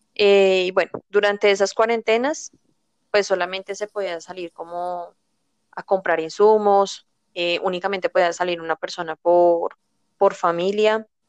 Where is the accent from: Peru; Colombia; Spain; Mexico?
Colombia; también soy colombiana